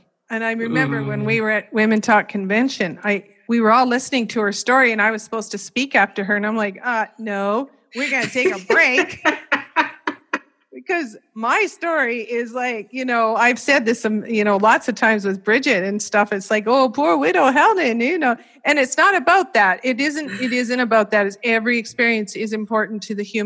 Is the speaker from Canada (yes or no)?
yes; Canada; I was born and raised in Canada